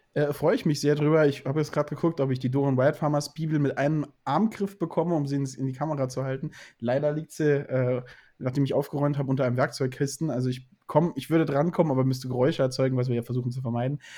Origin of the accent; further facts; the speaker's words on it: the South, Southern Germany, Germany; ich komme aus dem Süden